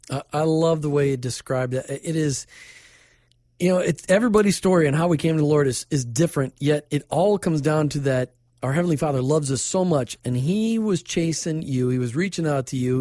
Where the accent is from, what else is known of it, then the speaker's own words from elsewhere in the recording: Minnesota, United States; now in Tampa Bay, United States; I grew up in Minnesota